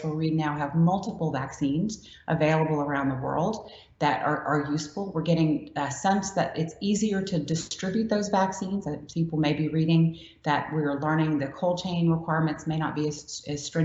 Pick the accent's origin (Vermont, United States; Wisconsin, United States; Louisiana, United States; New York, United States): Louisiana, United States; I'm from Louisiana, and that's how we make gumbo